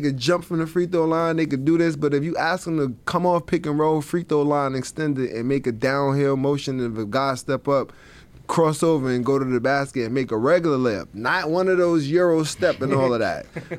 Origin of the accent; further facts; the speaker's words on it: New York City, New York, United States; I'm from Coney Island, a small, small piece of Brooklyn, right? It's two ways in, one way out.